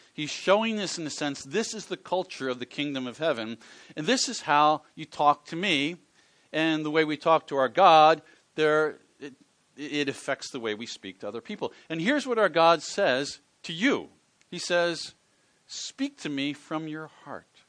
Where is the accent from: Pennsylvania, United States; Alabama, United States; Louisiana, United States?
Pennsylvania, United States; Philadelphia; I grew up in the Philadelphia area, which is on the east coast of the United States